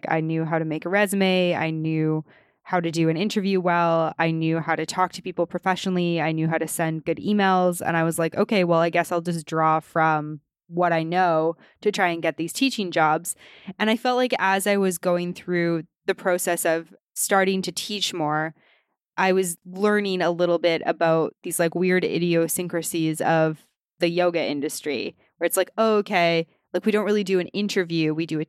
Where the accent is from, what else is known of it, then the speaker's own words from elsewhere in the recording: Western Canada, Canada; Like, I grew up in Western Canada and I was like, oh, Gone with the Wind?